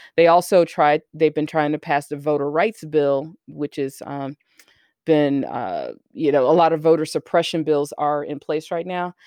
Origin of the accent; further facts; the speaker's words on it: Alabama, United States; I didn't grow up in Texas, I grew up in Alabama.